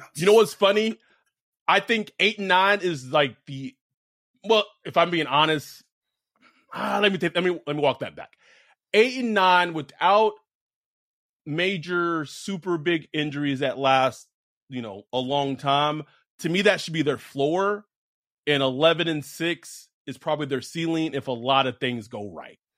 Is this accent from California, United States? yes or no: no; Texas, United States; moved away; also born or lived in Los Angeles; I was born in Texas. I, I grew up around Cowboys fans in the 90s